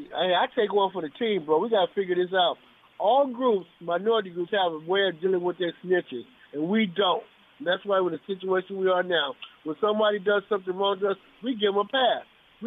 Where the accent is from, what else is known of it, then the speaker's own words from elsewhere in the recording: Los Angeles, California, United States; I'm from Watts.